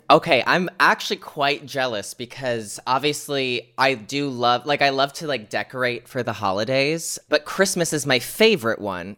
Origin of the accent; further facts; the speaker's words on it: United States; here in America, my home country